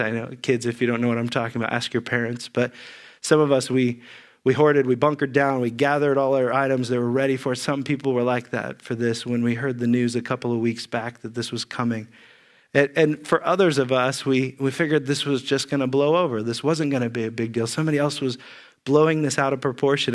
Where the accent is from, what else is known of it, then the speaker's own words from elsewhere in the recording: Xenia, Ohio, United States; moved away; also born or lived in California; I grew up in Ze, near Xenia, Ohio